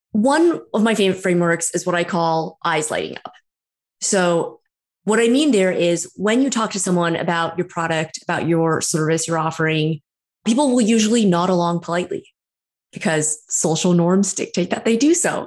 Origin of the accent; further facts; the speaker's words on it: San Francisco Bay Area, California, United States; also born or lived in New York; now in Toronto, Canada; I'm from the San Francisco Bay Area originally, born and raised